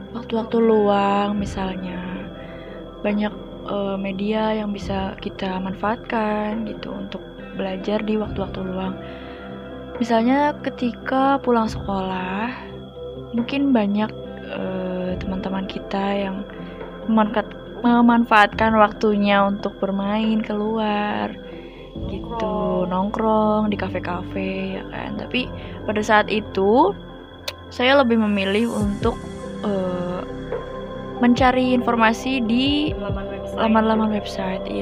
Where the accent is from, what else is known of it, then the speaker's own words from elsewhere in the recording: Ciamis, West Java, Indonesia; now in Purwokerto, Indonesia; Asal saya dari Ciamis, Jawa Barat dan saat ini saya bekerja sebagai train attendant atau biasa disebut dengan pramugari kereta api di Daop 5 Purwokerto.